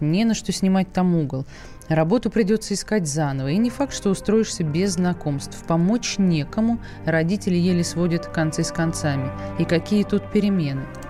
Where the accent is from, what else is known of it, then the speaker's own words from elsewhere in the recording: Saratov, Saratov Oblast, Russia; moved away; я же сама из Саратова